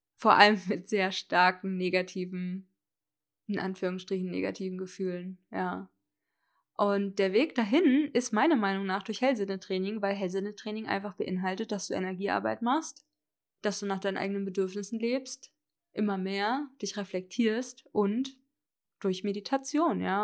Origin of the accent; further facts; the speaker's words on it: Hesse, Germany; moved away as an adult; also born or lived in Berlin; Ich bin dann nach Hessen, wo ich aufgewachsen bin und mein Abi gemacht habe